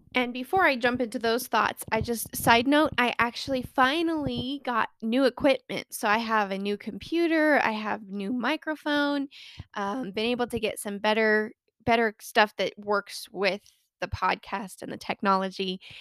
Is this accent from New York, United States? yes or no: no; Colorado, United States; born or raised there